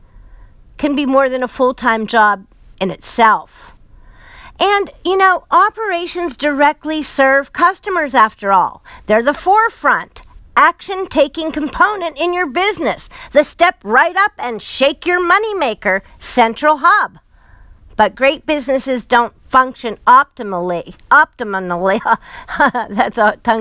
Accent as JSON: {"language": "English", "town": "Pittsburgh", "region": "Pennsylvania", "country": "United States", "said": "I'm from Pittsburgh"}